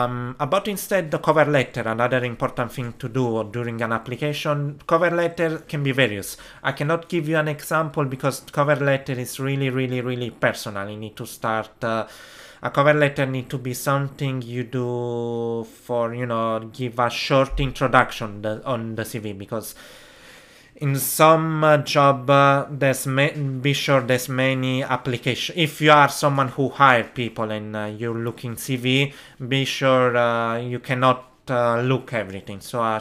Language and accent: English; Italy; English is a second language; Be helped by someone native speaker in English, because trust, in my case that I come from Italy, I need someone who help me with the grammar